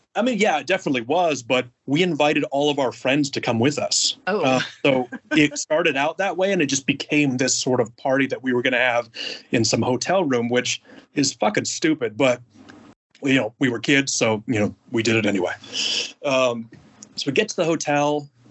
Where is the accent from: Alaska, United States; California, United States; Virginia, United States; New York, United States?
Alaska, United States; moved away as an adult; also born or lived in Oahu, Hawaii; I'm from Alaska originally